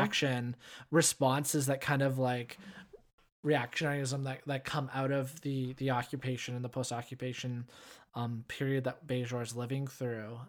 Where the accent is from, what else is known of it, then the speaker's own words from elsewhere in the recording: Canada; I am Canadian